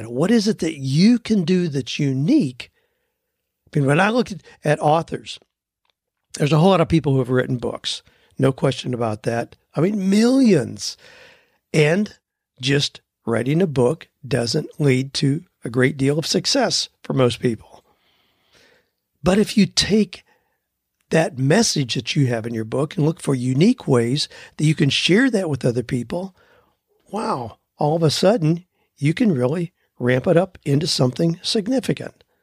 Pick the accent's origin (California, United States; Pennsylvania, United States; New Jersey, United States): Pennsylvania, United States; Lancaster; now in Nashville, United States; I recently moved to Nashville. Two years ago, I started pursuing a home inspection business. I was raised Amish in Lancaster, Pennsylvania, have about 18 years of construction background.